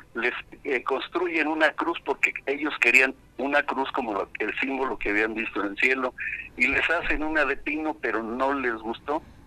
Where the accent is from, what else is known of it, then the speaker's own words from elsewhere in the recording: Querétaro, Mexico; Somos afortunados los queretanos en tener tanta historia